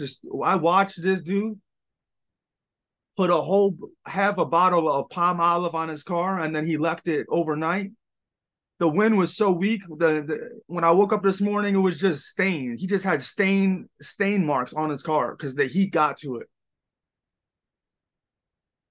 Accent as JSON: {"language": "English", "region": "New York", "country": "United States", "said": "I'm from New York"}